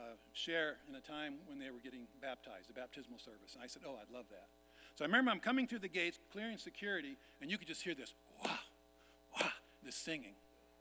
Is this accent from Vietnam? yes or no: yes; Vietnam; You heard that I was born and raised in Vietnam. My parents worked with the biggest tribe in Vietnam called the Jirai, lived up in the mountains.